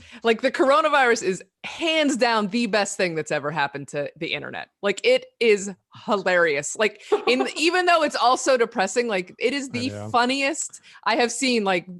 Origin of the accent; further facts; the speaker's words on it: Pittsburgh, Pennsylvania, United States; He was in Pittsburgh, which is where I grew up too.